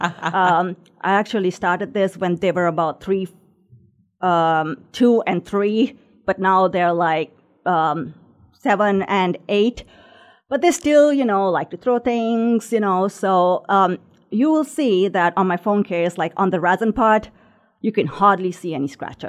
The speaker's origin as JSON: {"language": "English", "country": "Sri Lanka", "tie": "born or raised there", "also_born_or_lived": "Indianapolis", "moved": "as an adult", "lives_now": "Noblesville, United States", "said": "grew up in Sri Lanka, which is a small island right off the ocean of India."}